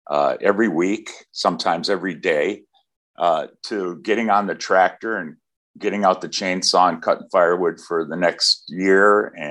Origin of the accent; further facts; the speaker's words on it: Wisconsin, United States; Right here in Wisconsin.